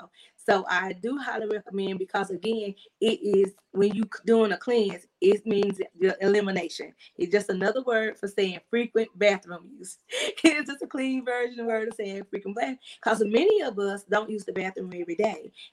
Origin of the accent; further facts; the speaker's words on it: South Carolina, United States; now in Georgia, United States; I'm originally from South Carolina